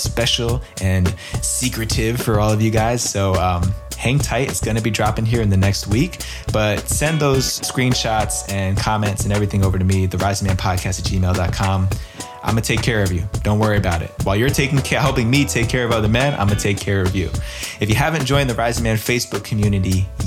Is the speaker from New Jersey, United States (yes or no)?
no; East Coast outside of New York City, United States; I grew up on the East Coast outside of New York City